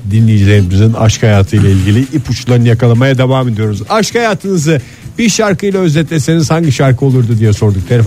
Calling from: Izmir, Turkey

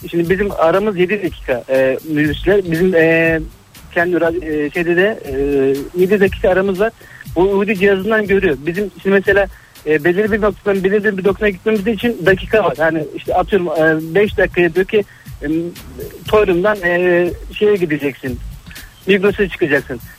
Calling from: Istanbul, Turkey

